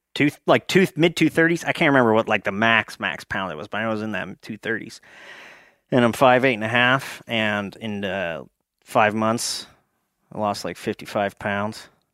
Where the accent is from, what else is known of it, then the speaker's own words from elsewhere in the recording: Pottsville, Pennsylvania, United States; I grew up in Schuylkill County, the anthracite coal region.